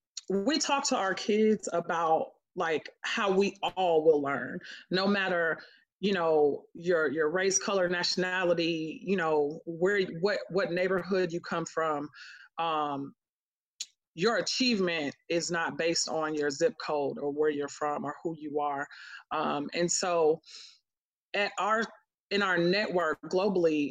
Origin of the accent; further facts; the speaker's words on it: Miami, Florida, United States; now in Atlanta, United States; I'm originally from Miami, Florida, so it felt similar to home